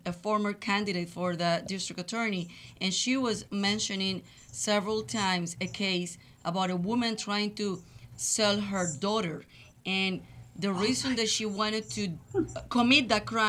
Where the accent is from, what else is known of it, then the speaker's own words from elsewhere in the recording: Colombia; English is a second language; moved away as an adult; also born or lived in Laredo, Texas; now in Houston, United States; I've been living in Houston for 21 years. I'm from Colombia. I came to this country in 1997